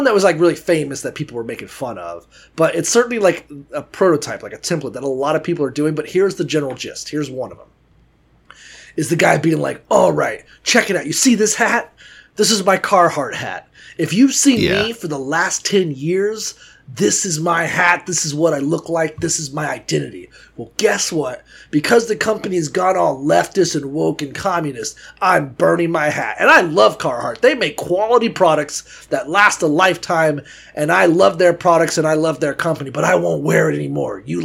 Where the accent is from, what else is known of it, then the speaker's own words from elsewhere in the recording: Florida, United States; I'm from Florida